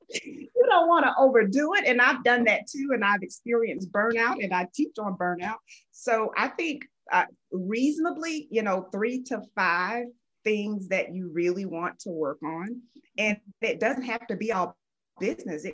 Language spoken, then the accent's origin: English; Fort Lauderdale, Florida, United States; I am originally from Fort Lauderdale, Florida. I actually was born to a teen mom